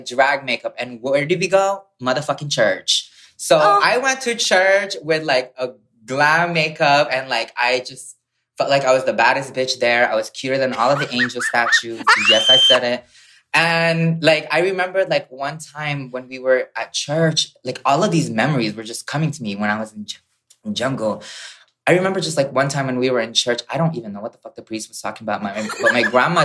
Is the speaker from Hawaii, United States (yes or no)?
yes; Hawaii, United States; also born or lived in Philippines; I grew up in the Philippines and then I moved in Hawaii when I was 8 years old.